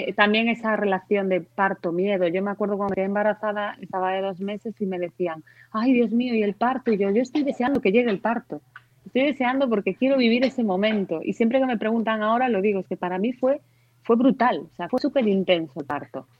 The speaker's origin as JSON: {"language": "Spanish", "town": "Santiago de Compostela", "region": "Galicia", "country": "Spain", "said": "yo soy de Santiago de Compostela, pero me acuerdo cuando estaba en el colegio que debíamos tener pues igual nueve años o así, que íbamos, fuimos a Coruña de visita"}